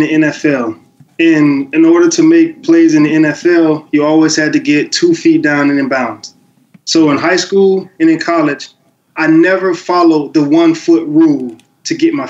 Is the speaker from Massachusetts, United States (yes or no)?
no; the Muck, Florida, United States; the Muck, which is my hometown